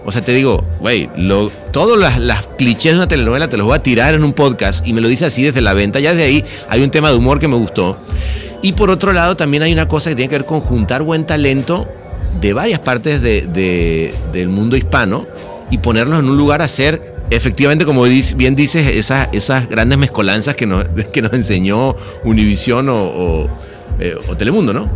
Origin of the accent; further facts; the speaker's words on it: Venezuela; de chico en Venezuela